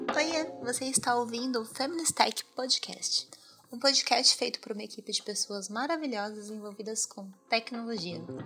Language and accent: Portuguese; Osasco, São Paulo, Brazil; also born or lived in Minas Gerais; eu sou mineira, mas eu cresci na Zona Oeste de São Paulo, né? Boa parte da minha vida eu passei em Osasco